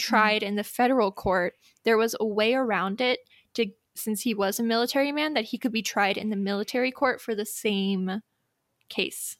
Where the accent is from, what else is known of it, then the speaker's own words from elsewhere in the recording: United States; as an American